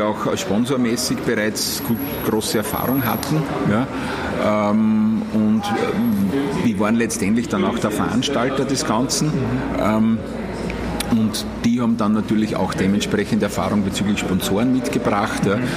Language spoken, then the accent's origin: German; area around Wiener Neustadt, Lower Austria, Austria; Ich bin 15 Minuten weg von Wiener Neustadt, das heißt, ich bin in der Gegend aufgewachsen